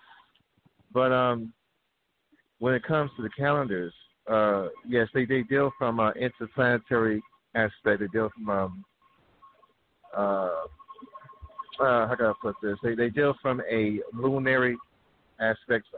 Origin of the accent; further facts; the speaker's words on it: the Bay Area, California, United States; I live out here in California. As a matter of fact, I'm from the Bay Area